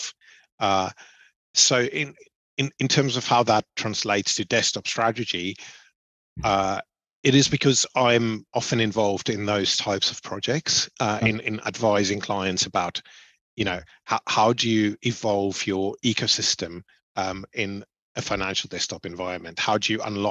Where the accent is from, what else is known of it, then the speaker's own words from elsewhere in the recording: Cape Town, Western Cape, South Africa; moved away as an adult; now in United Kingdom; I grew up in Cape Town in South Africa. I studied there. My first job was there.